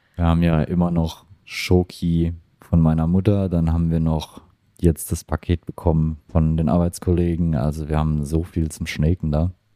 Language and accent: German; Germany; now in Australia; in Deutschland sind wir